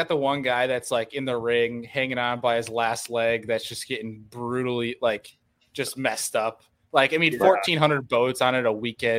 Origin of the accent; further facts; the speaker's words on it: an hour east of Buffalo, New York, United States; now in Buffalo, United States; I'm from an hour east of Buffalo, but I'm in like Buffalo now.